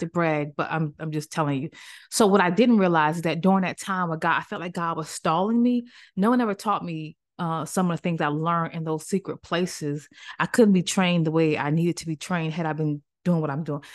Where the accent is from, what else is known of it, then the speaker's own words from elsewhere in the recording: Maryland, United States; moved away; also born or lived in Greensboro, North Carolina / Cary, North Carolina; I'm from Maryland